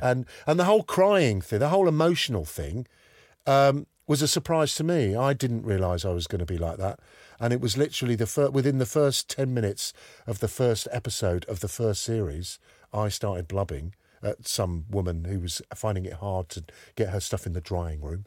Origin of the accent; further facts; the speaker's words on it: London, United Kingdom; moved away as an adult; also born or lived in Whitstable; I'm obviously from London